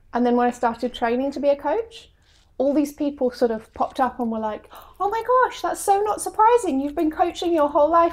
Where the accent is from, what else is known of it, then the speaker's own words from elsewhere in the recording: England, United Kingdom; moved away as an adult; English, um, and they were excited by my quirky accent